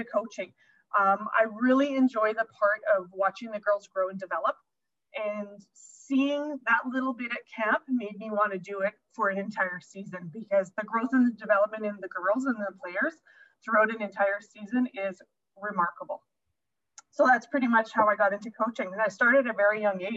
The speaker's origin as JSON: {"language": "English", "town": "St. Pierre-Jolys", "region": "Manitoba", "country": "Canada", "tie": "born or raised there", "said": "I grew up playing ringette in St. Pierre"}